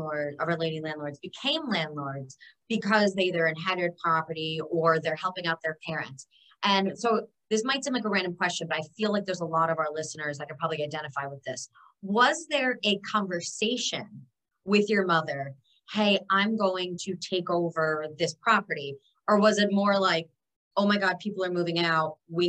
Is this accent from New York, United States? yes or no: yes; New York City, New York, United States; as a New Yorker or anybody that's ever visited New York City